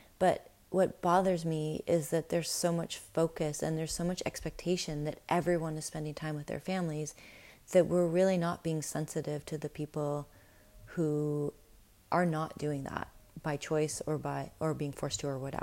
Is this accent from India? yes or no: no; Winnipeg, Manitoba, Canada; I grew up in Winnipeg